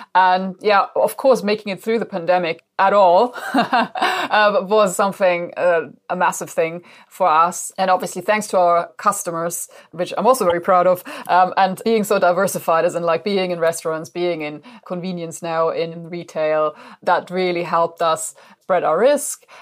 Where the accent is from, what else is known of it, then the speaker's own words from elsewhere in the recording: Germany; now in United Kingdom; Julia and I, we're from Germany originally